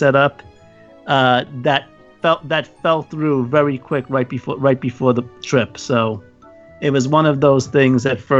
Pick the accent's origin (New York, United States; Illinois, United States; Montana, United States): New York, United States; New York City; Well, I'm from New York City.